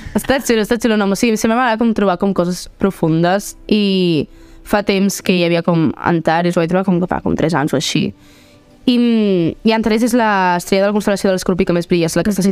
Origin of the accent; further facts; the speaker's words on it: Barcelona, Catalonia, Spain; jo saps que sóc de Barna, saps que tu dius, és que sóc d'aquí